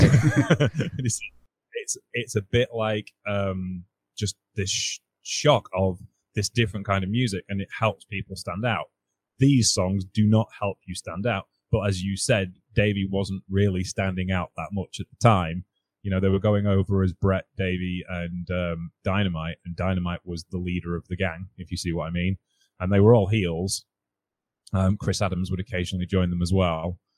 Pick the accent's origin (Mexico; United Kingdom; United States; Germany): United Kingdom; being British